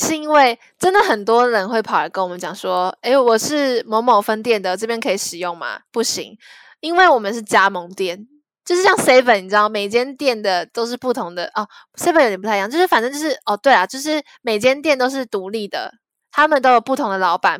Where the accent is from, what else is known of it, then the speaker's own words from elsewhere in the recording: Zhongli, Taoyuan, Taiwan; 因为我在桃园，我我是桃园人，我算中坜人，反正我在桃园那边的。